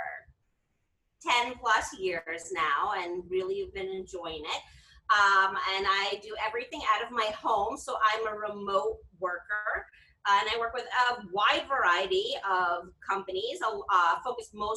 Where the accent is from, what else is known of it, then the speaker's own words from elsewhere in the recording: Massachusetts, United States; moved away as an adult; now in Boynton Beach, United States; I'm from Massachusetts as well, another one of our commonalities. I came down to Florida